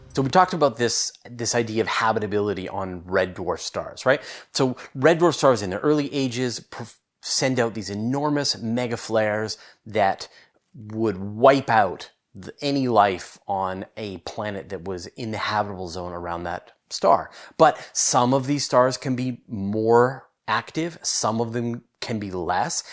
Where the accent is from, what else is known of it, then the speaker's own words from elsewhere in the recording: Canada; I'm Canadian, uh, but I live on the west coast of Canada